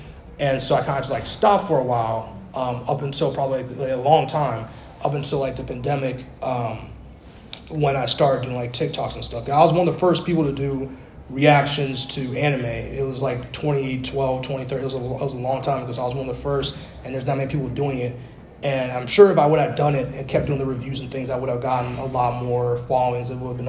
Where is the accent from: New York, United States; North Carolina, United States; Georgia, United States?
New York, United States; Bronx; Cause you know, I was born in the Bronx, New York, yes, BX in the building all day. And but we lived in like the when I say we lived in the gutter, you might as well have been the gutter.